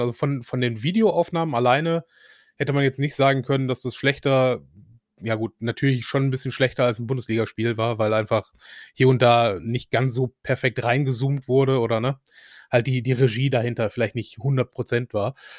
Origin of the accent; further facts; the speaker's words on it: Essen, North Rhine-Westphalia, Germany; als Essener